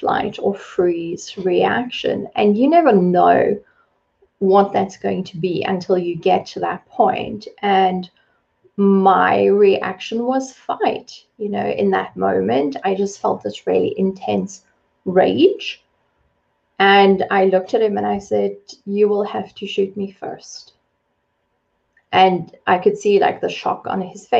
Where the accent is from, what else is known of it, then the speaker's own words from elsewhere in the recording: South Africa; I was born and raised in South Africa.